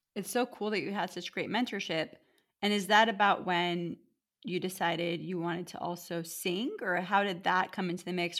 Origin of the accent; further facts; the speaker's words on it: United States; also born or lived in Erie, Pennsylvania / California; having been born and raised in America